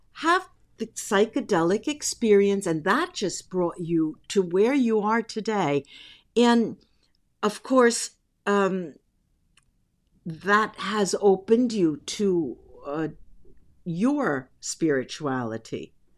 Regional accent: East Coast, United States; also born or lived in New York / New Jersey; I grew up on the East Coast. Half of my life was, uh, spent between New York and New Jersey.

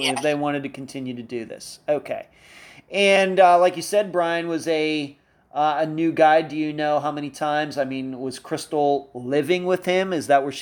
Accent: Pennsylvania, United States; moved away as an adult; I'm originally from Pennsylvania, so I kind of remember days like that when I lived there for the first almost 28 years of my life

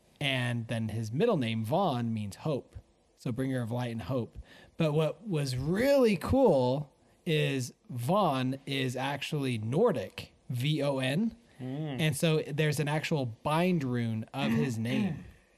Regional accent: Netherlands; Oh, yeah. Dang, you wish you were Dutch. I'm from Holland. Isn't that weird?

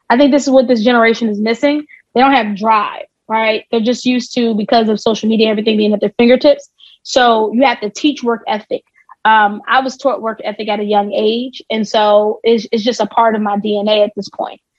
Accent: New Jersey, United States; Jersey. I'm, I am a Jersey.

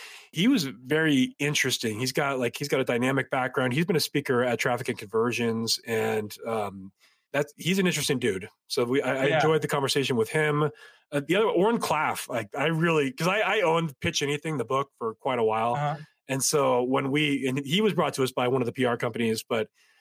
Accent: Novato, California, United States; I grew up in Novato, California

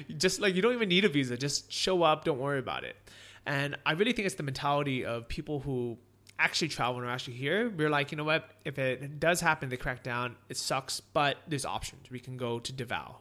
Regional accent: San Francisco, California, United States; first language English; moved away as an adult; also born or lived in Orange County / Los Angeles; I grew up in San Francisco

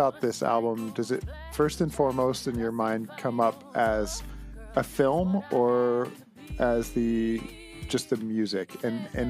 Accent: Canada; as a Canadian

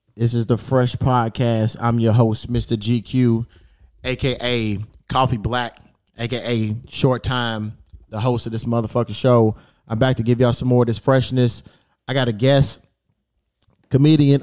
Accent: Louisville, Kentucky, United States; moved away as an adult; now in Los Angeles, United States; he's from my hometown, too

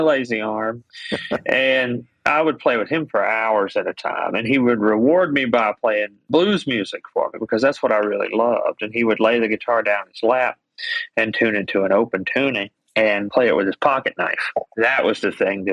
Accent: Greenhill, Alabama, United States; I grew up in Greenhill, which is about half an hour from Muscle Shoals. So right on the Alabama-Tennessee state line.

